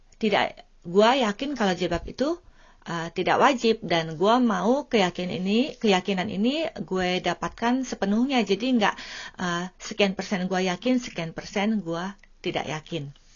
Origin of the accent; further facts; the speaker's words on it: Indonesia; now in Finland; gue tinggalnya jauh dari Indonesia